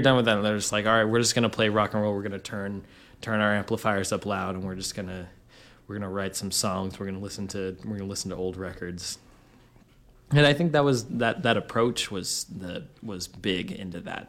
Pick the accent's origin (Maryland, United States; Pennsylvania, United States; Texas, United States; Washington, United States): Washington, United States; moved away; I've always identified with growing up in Washington